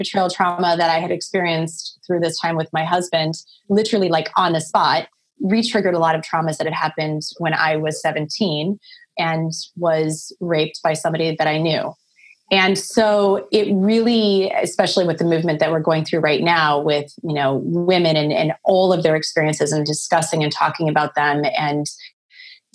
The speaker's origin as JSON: {"language": "English", "region": "Midwest", "country": "United States", "tie": "born or raised there", "moved": "yes", "said": "I'm from the Midwest. Like, you know, I'm from a small town. I come from a very small town in the middle of the country. From a small farming community of like 1,100 people. And so, yeah. And so it's a different life back there"}